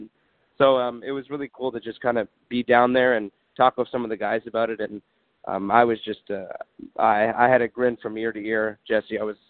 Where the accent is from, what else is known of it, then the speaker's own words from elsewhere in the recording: Ottawa, Ontario, Canada; growing up in Ottawa